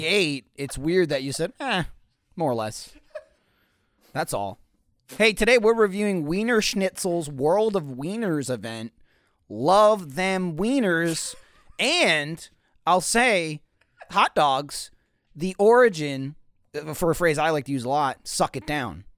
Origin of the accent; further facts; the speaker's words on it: East Coast, United States; moved away; I grew up on the East Coast where there's just hot dogs everywhere